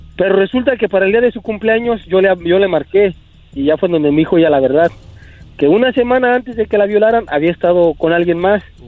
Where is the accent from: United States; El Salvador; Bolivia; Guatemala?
United States; also born or lived in Mexico; yo soy nacido aquí en Estados Unidos